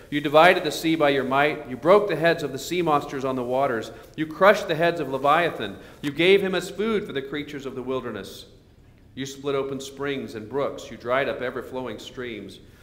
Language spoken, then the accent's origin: English; Oklahoma, United States; when I grew up in Oklahoma